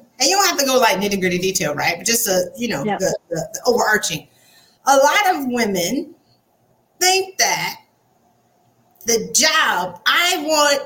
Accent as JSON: {"language": "English", "region": "the South", "country": "United States", "accent": "Southern", "said": "my Southern accent"}